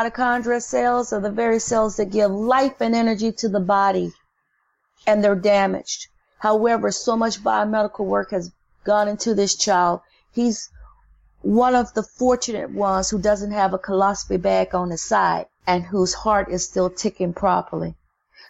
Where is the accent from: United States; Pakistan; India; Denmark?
United States; the South; now in New Orleans, United States; I grew up in the South